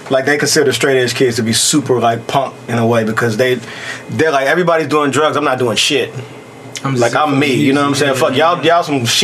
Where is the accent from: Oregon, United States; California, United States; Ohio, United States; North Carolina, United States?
Ohio, United States; Cincinnati; I growing up in Cincinnati